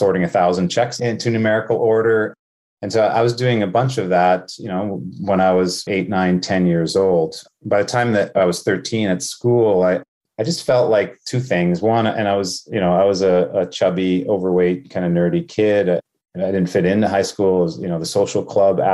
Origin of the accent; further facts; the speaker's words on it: Winnipeg, Manitoba, Canada; also born or lived in Thunder Bay, Ontario; I was born in Thunder Bay, Ontario, but grew up in Winnipeg